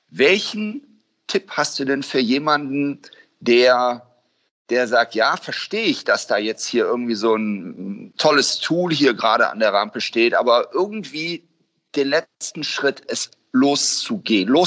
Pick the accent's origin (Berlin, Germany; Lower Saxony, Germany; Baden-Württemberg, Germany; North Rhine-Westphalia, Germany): North Rhine-Westphalia, Germany; Cologne; witzig ist es als Kölner sich trotzdem immer wieder.